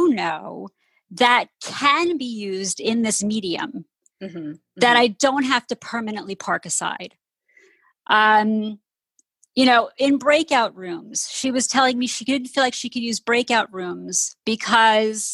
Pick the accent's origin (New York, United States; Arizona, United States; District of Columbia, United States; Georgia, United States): New York, United States; outside of New York City, United States; I grew up outside of New York City, right outside of the musical theater capital of the world